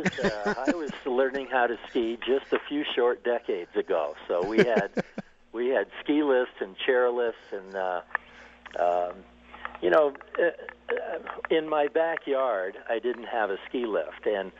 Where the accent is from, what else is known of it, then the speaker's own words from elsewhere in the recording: Burlington, Vermont, United States; moved away as an adult; also born or lived in Stowe, Vermont; now in Steamboat Springs, United States; I grew up in in Burlington. You know, this was in the 1950s